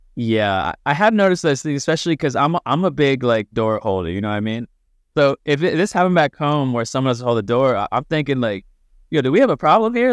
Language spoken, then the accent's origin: English; United States; we're both from the States